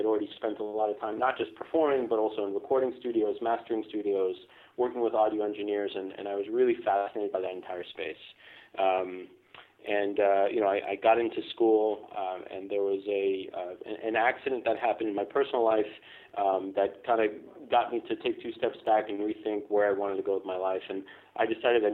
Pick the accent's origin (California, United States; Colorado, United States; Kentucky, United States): California, United States; Foster City; also born or lived in Israel; immigrated to the United States when I was five, and I settled down in the Bay Area. So I grew up in Foster City